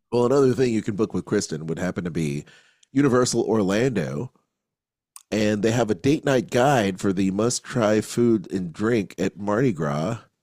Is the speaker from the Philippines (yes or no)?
yes; Philippines; I'm Filipino too